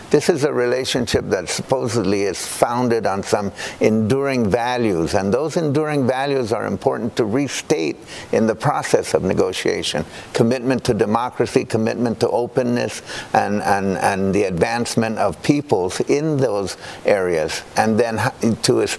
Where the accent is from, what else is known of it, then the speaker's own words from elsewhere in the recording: Guam; also born or lived in Washington; I live in the area, and uh, I'm basically I'm from Guam, and this is my home.